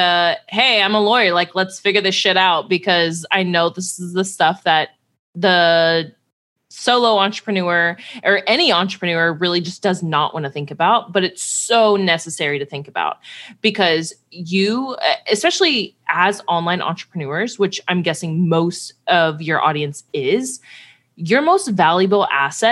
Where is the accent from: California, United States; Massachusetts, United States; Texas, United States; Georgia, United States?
Texas, United States; Houston; moved away; also born or lived in Cincinnati, Ohio; I'm from Houston, huge Astros fan.